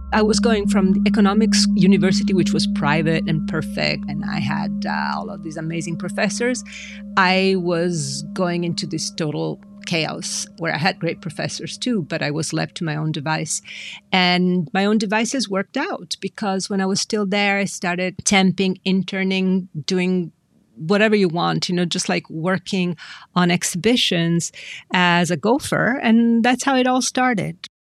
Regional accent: Milan, Lombardy, Italy; I grew up in Milan, and Milan is a city of design

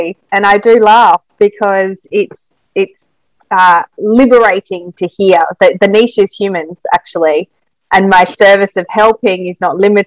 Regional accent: Australia; a Māori girl growing up in Australia

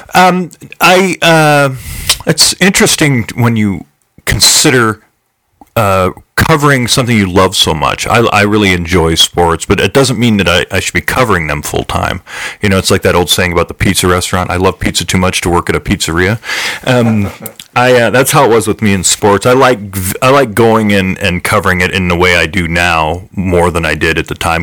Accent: Chico, California, United States; moved away as an adult; also born or lived in Redding, California; now in Las Vegas, United States; my hometown in Chico, California

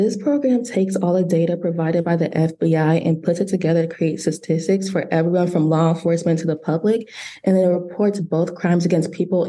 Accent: Buffalo, New York, United States; born there; also born or lived in Tennessee / Illinois / Arizona / Texas; So I was born in Buffalo, New York, but I was raised all over the country. I lived in Tennessee, Illinois, Arizona, Texas.

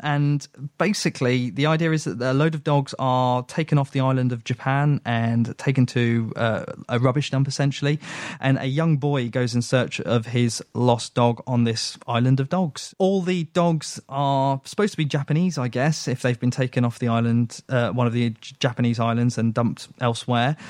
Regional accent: United Kingdom; I am British

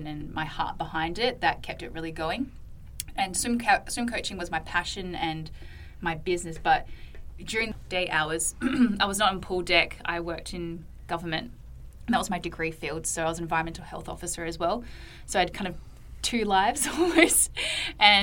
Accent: Perth, Western Australia, Australia; moved away as an adult; now in Redding, United States; I am Australian. I was born and raised in Perth, Western Australia.

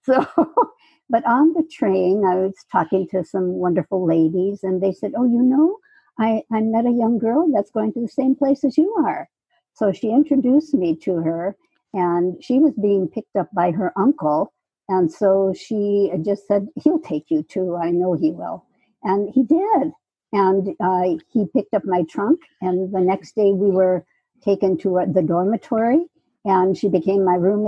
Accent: Wisconsin, United States; now in Saratoga, United States; I was raised in Wisconsin

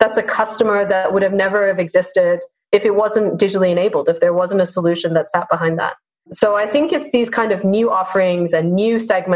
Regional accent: Singapore; as a Singaporean

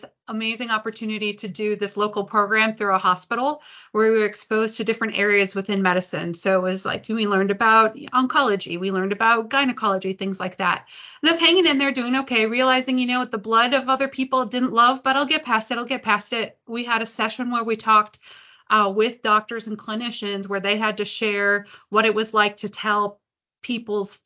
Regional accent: Detroit, Michigan, United States; I grew up in the Detroit area

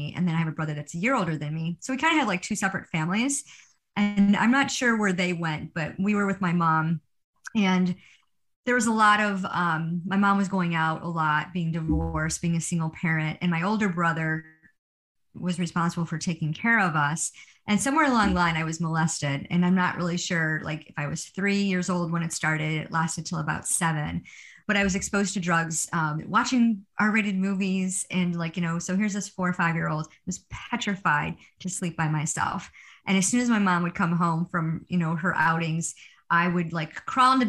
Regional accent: Rochester, New York, United States; I am a from Rochester, New York. I was born and raised here.

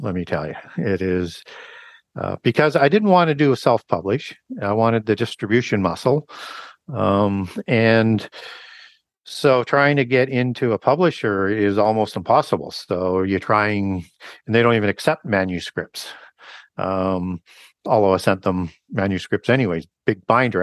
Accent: Canada; I was baptized in a, in a church in Canada. I'm from Canada

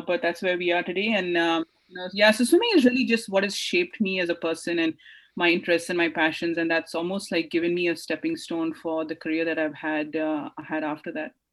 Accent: India; I grew up in India

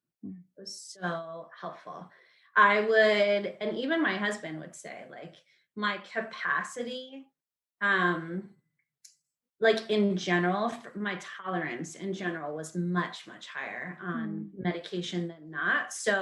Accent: Guam; We grew up in Guam. So that just set us apart to begin with.

